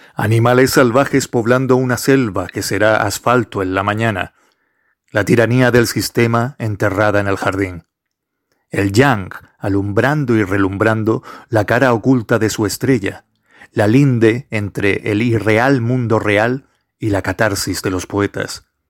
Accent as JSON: {"language": "Spanish", "area": "Gran Canaria", "region": "Canary Islands", "country": "Spain", "said": "soy de Gran Canaria"}